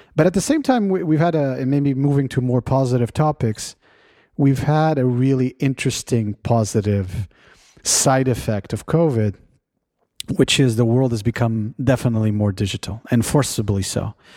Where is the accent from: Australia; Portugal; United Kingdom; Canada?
Portugal; now in California, United States; my home country of Portugal